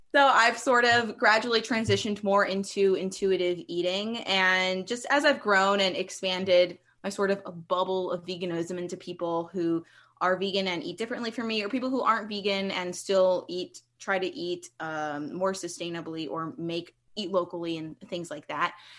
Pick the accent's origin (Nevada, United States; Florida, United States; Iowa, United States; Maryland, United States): Maryland, United States; Columbia; moved away as an adult; now in Pacific Northwest, United States; I am originally from Columbia, Maryland, which is a suburb, uh, like fifteen minutes outside of Baltimore on the East Coast. And I grew up there